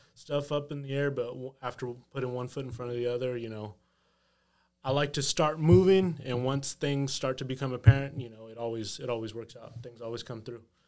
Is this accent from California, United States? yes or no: no; Texas, United States; moved away as an adult; now in New York, United States; I was born and raised in Texas